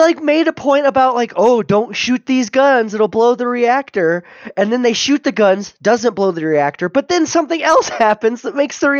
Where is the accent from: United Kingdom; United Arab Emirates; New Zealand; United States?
United States; Roswell, New Mexico; growing up in Roswell